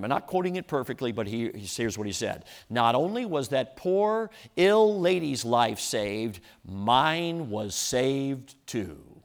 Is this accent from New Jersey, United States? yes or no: no; Chicago, Illinois, United States; moved away; Back when I was growing up, I grew up in Chicago.